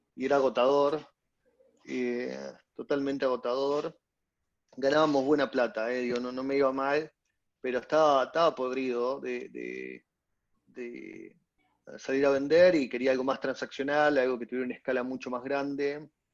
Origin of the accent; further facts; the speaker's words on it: Córdoba, Argentina; Soy, argentino también. Claro. soy cordobés